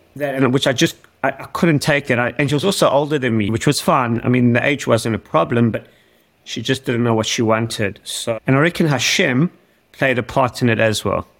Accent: Johannesburg, Gauteng, South Africa; now in Australia; I was born in South Africa, in Johannesburg. I was born in 1979 and I was brought up in a neighborhood that was a pretty rough neighborhood.

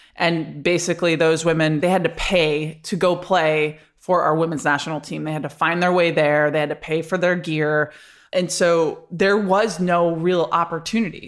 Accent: Rochester, New York, United States; moved away as an adult; also born or lived in Florida; I grew up in Rochester, New York

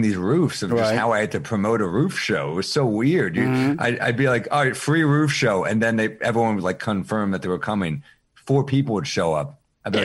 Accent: New York City, New York, United States; I'm a New Yorker

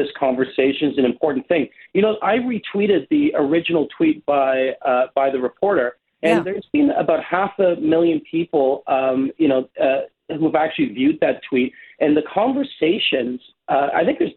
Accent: Toronto, Ontario, Canada; I grew up in Flemington Park, we had one grocery store

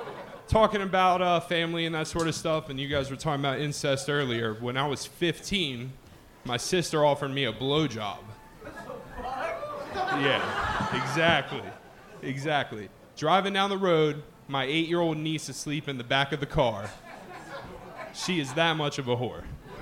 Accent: Maryland, United States

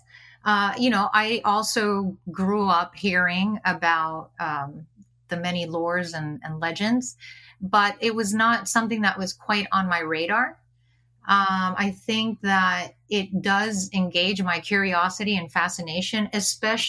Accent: Miami, Florida, United States; I grew up in Miami, Florida, so not a lot of opportunities to explore nature

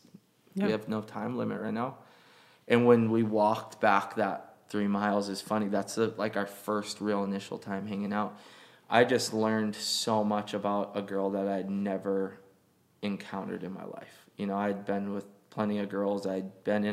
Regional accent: Hawaii, United States; we're all from Hawaii.

